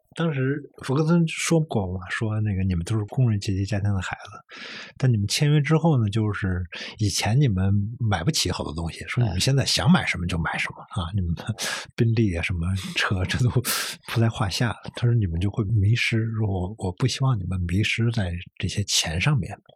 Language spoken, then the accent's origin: Chinese; Beijing, China; 我小时候生活在一个工厂宿舍区，啊。然后工厂宿舍区里面有一个 球星，叫王东兴还是叫什么？是，当时北京队后卫啊